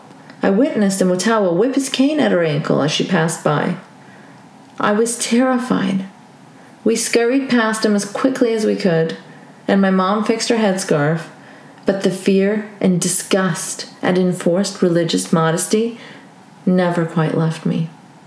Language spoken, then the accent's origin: English; Saudi Arabia; colors my views on religion is having grown up in an Islamic theocracy, Saudi Arabia. I grew up there as a Pakistani expat and lived in a compound for foreigners.